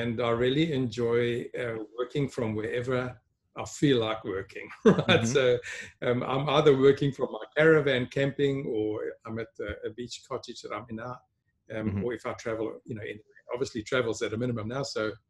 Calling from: Sedgefield, Western Cape, South Africa; Well, today, Gerard, I'm connecting from a small town. It's actually called Slowtown, Sedgefield in Western Cape in South Africa. I normally live in Johannesburg

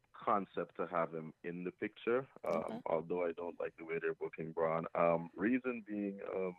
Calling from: Long Island, New York, United States; I'm calling from Long Island, New York.

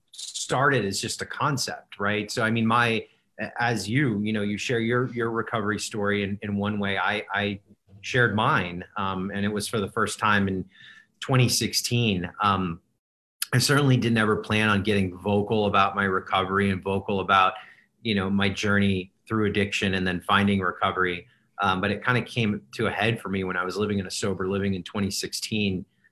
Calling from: Las Vegas, Nevada, United States; Las Vegas.

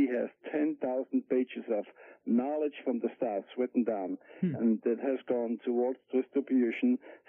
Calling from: Fullerton, California, United States; from Fullerton.

